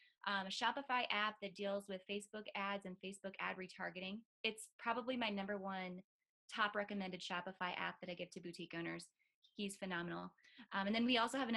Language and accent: English; North Dakota, United States; moved away; I'm from North Dakota originally